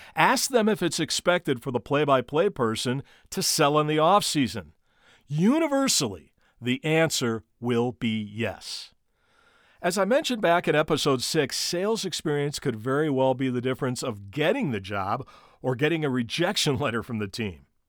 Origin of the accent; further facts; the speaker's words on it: Gary, Indiana, United States; my hometown team, the Gary South Shore Railcats.